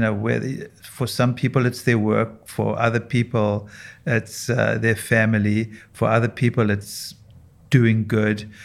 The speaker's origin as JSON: {"language": "English", "country": "South Africa", "tie": "born or raised there", "moved": "as an adult", "lives_now": "United States", "said": "I, I grew up and trained in South Africa"}